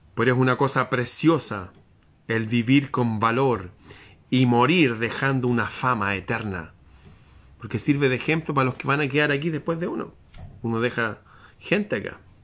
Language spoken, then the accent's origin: Spanish; Chile